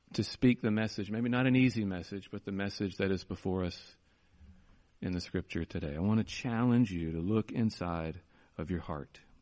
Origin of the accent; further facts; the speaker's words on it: United States; our problem here in America